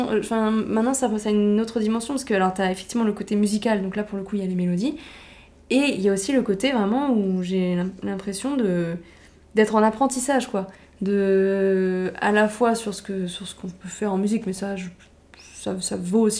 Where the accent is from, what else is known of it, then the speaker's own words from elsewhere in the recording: Paris, Île-de-France, France; je suis parisien.